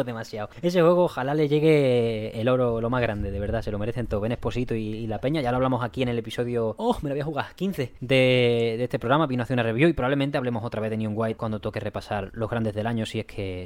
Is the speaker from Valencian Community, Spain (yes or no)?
no; Seville, Andalusia, Spain; somos del barrio de Sevilla